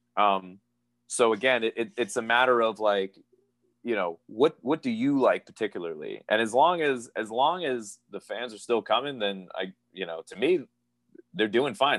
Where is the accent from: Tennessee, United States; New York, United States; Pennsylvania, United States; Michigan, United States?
Pennsylvania, United States; moved away as an adult; now in Florida, United States; I was born and raised in Pennsylvania. My family is from Hawaii